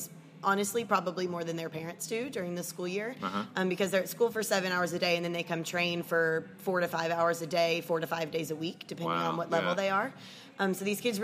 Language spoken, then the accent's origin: English; Lebanon, Tennessee, United States; also born or lived in Jacksonville, Florida / Atlanta, Georgia; I was born in Florida. We lived near Jacksonville. And when I was 7 years old, my family and I relocated to Lebanon, Tennessee. This is where I grew up